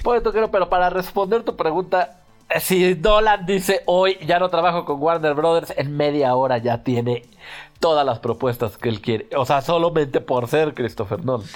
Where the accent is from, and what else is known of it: Mexico